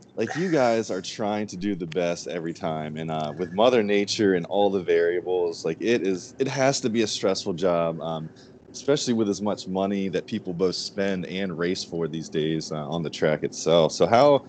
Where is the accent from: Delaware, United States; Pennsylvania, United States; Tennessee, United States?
Delaware, United States; I'm from the Delaware area